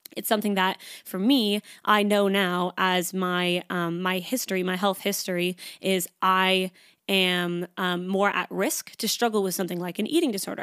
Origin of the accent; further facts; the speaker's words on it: Canada; moved away as an adult; now in Sydney, Australia; I am Canadian. I moved to Sydney, Australia about three and a half years ago, almost